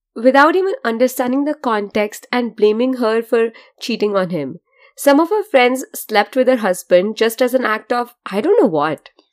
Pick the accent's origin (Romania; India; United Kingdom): India; I'm Indian and the way I have been brought up is to be generally untrusting of people who look like hobos